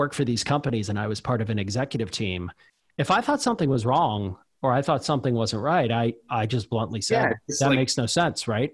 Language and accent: English; Pittsburgh, Pennsylvania, United States; I grew up in Pittsburgh, Pennsylvania, and my dad threw me into a factory